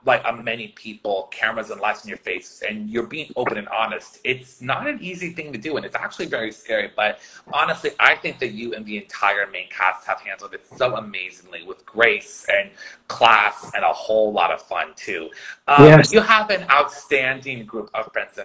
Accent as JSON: {"language": "English", "town": "San Francisco", "region": "California", "country": "United States", "tie": "born or raised there", "lives_now": "Los Angeles, United States", "said": "my home state of California"}